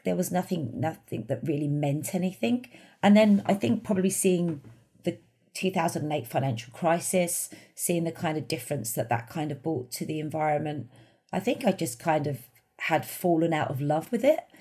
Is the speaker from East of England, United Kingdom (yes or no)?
no; London, United Kingdom; I grew up in the East End of London, in Bethnal Green.